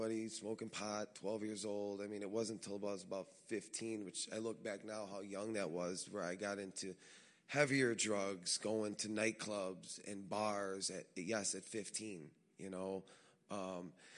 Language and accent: English; Chicago, Illinois, United States; born and raised in Chicago to a big Italian family